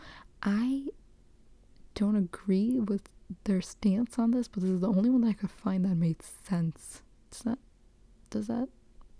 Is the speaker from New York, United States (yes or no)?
yes; New York City, New York, United States; moved away; I grew up in the Bronx, East Raymond, shout out to Highbridge